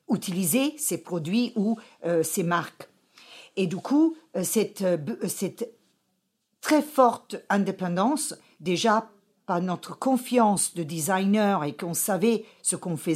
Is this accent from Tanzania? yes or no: yes; Kilimanjaro, Tanzania; born there; je suis né en Afrique et avec une chance extraordinaire au pied du Mount Kilimanjaro.